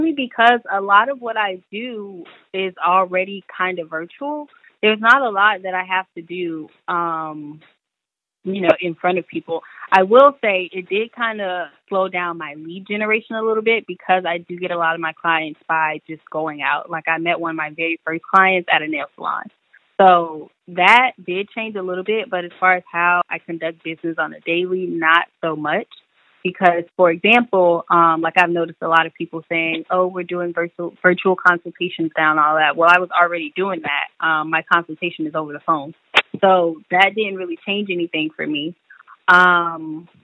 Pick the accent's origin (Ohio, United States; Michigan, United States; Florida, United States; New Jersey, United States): Florida, United States; Tampa; moved away as an adult; also born or lived in Washington, D.C. / Maryland; now in Atlanta, United States; I'm from Tampa, Florida, originally. As you mentioned, I graduated from Howard University. So I basically left Tampa or Florida in general at 18